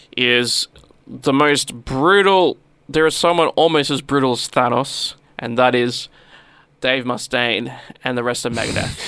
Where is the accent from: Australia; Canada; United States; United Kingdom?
Australia; accent: Australian English; We only know the Australian English